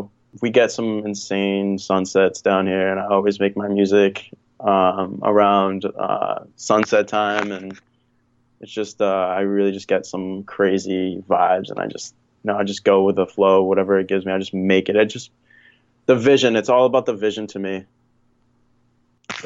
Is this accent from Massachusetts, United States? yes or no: yes; Upton, Massachusetts, United States; I'm from a small little farm town, Upton, Massachusetts. I mean, yeah, that's where I grew up. I've grown up here ever since I was, I think I was like 8 years old